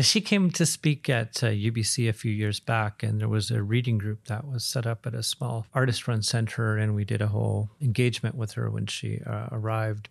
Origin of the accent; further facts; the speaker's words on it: Williams Lake, British Columbia, Canada; I grew up in Williams Lake in the, in the, in the region